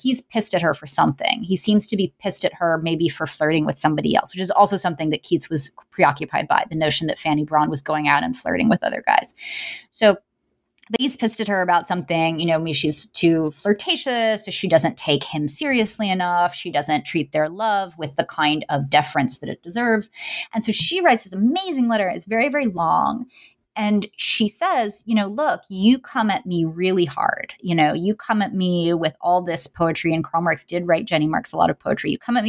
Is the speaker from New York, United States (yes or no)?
yes; New York City, New York, United States; I mean, I'm from New York City, you know, and I was a young child during the 90s